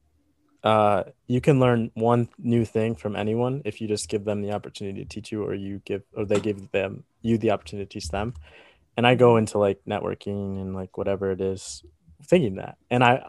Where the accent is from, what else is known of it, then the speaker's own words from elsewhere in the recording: Iowa, United States; growing up in Iowa